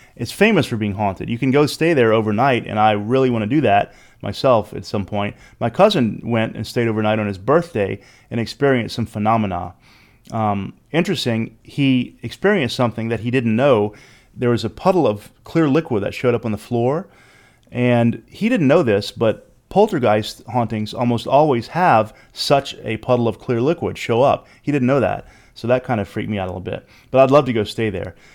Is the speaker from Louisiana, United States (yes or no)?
yes; Louisiana, United States; I'm from Louisiana